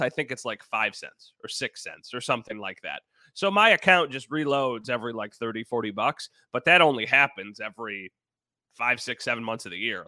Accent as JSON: {"language": "English", "town": "Wheatfield", "region": "New York", "country": "United States", "tie": "born or raised there", "lives_now": "Grand Island, United States", "said": "I'm from Wheatfield, so a very different, you know, place to grow up"}